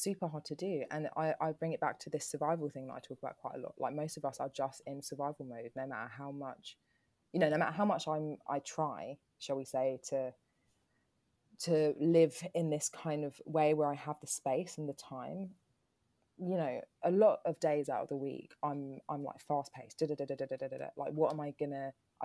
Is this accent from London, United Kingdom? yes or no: yes; London, United Kingdom; I'm from Peckham.